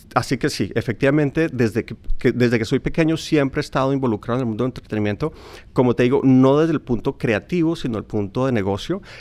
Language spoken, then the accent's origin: Spanish; Colombia; yo como colombiano